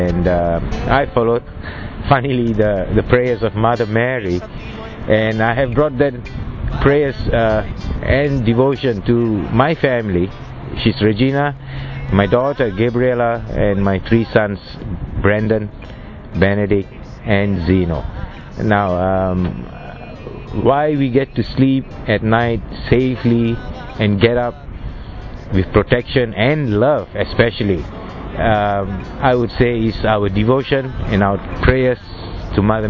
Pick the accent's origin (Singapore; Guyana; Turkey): Singapore; moved away as an adult; now in London, United Kingdom; I'm from Singapore. And I have a lovely family here with me for the last 14 years in London